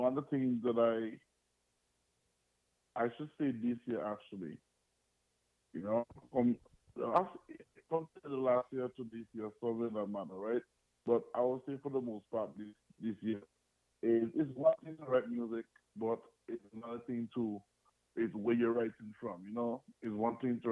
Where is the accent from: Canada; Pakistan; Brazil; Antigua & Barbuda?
Antigua & Barbuda; also born or lived in Dominica / U.S. Virgin Islands; now in United States; I was born in the beautiful island of Dominica, that's in the Caribbean. You know, and I grew up in Antigua, and I've lived in the U.S. Virgin Islands.